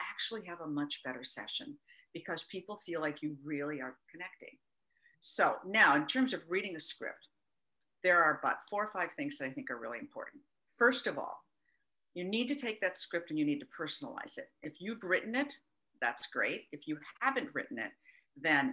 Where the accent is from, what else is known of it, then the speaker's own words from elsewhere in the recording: Minnesota, United States; my home state of Minnesota